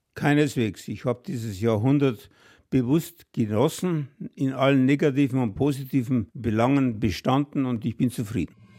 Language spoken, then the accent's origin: German; Bavaria, Germany; bei uns in Bayern